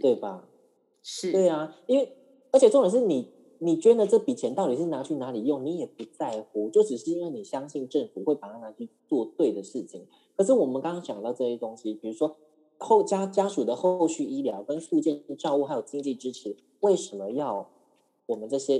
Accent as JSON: {"language": "Chinese", "country": "Taiwan", "said": "因为我们台湾人很喜欢跟大陆比较嘛"}